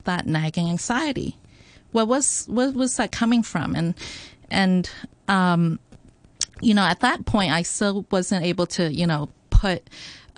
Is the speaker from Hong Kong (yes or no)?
yes; Hong Kong; born or raised there